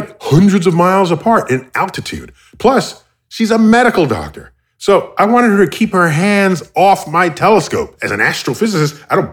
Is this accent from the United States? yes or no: yes; United States; I'm American